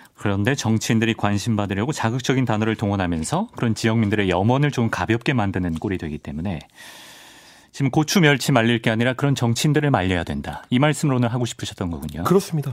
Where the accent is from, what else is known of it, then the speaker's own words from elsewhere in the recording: Daejeon, South Korea; 고향이 대전이라고 하면